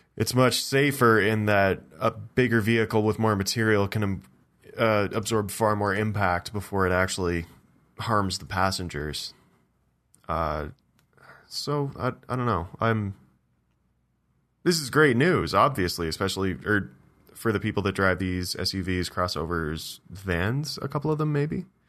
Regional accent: Ontario, Canada; in my hometown

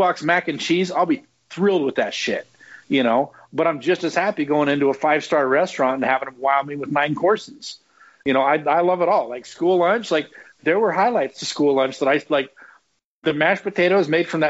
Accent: West Jordan, Utah, United States; also born or lived in Provo, Utah; Mom and dad moved out of Provo to Salt Lake West Jordan, when I was under a year

